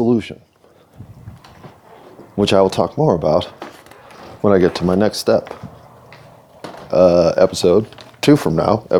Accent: United States; I'm American

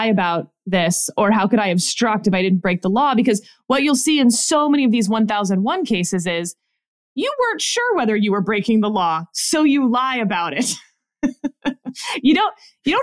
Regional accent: Houston, Texas, United States; moved away; Houston, my hometown

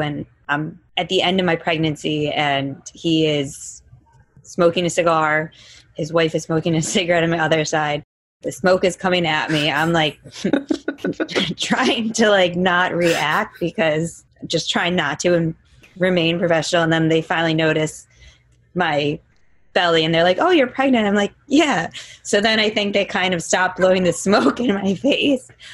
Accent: Chicago, Illinois, United States; growing up in Chicago, which you know I'm very proud

